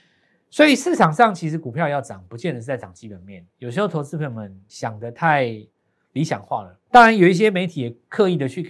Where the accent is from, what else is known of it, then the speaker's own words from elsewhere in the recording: Taiwan; 那全世界都都需要我们台湾人，台湾人好伟大